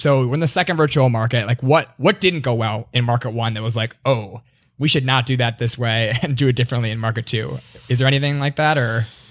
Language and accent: English; Minnesota, United States; now in New York, United States; I grew up in Minnesota